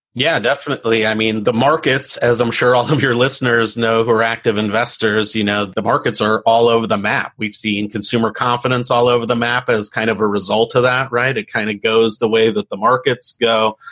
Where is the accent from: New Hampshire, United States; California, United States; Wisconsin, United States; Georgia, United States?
California, United States; San Diego; I grew up in East County, San Diego